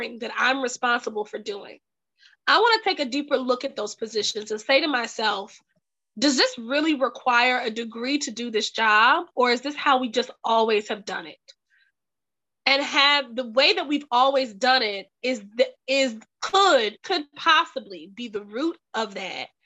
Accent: the South, United States; growing up in the South

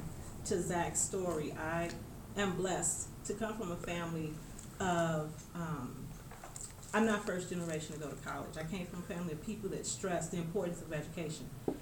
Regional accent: Chicago, Illinois, United States; moved away as an adult; now in Denver, United States; growing up on the South Side was a blessing, South Side of Chicago

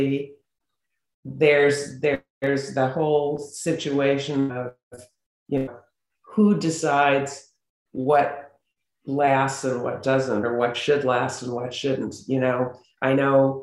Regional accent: Beverly Hills, California, United States; I grew up in Beverly Hills

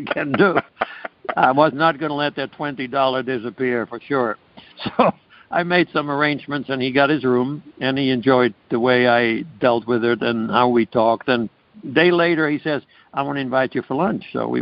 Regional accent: Amsterdam, North Holland, Netherlands; moved away; I was born in Amsterdam, Holland

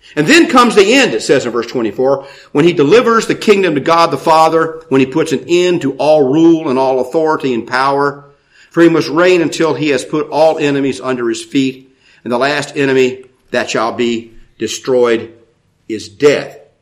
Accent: United States; I'm an American

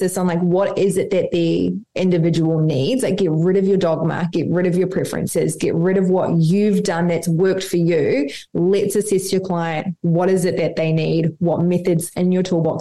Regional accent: New Zealand; now in Australia; I'm from New Zealand, live in Australia.

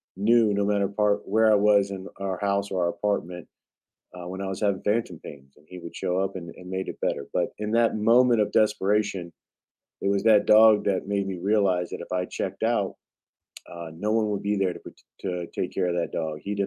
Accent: United States; I'm just an American that loves this country, and I served my country in the United States Marine Corps

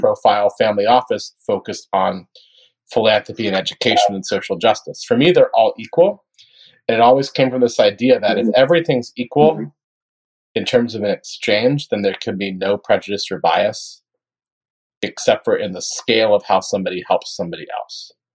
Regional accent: Gainesville, Florida, United States; my hometown of Gainesville, Florida.

